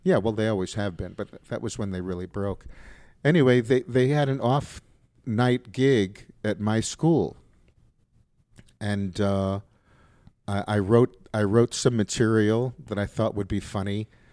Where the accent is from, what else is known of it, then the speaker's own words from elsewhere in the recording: New York City, New York, United States; moved away as an adult; also born or lived in Alabama; I grew up in New York, in the Bronx